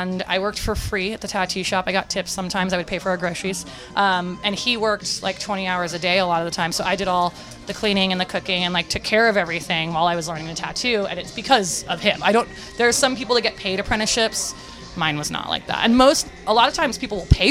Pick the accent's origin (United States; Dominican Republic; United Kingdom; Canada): United States; San Francisco, California; growing up in North Beach, there was Goldfields and there was Lyle Tuttle's